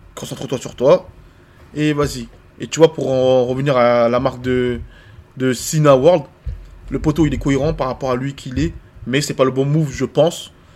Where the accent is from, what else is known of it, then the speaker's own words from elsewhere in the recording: France; also born or lived in Ivory Coast; Moi, je suis ivoirien. J'ai grandi en France, j'ai les deux cultures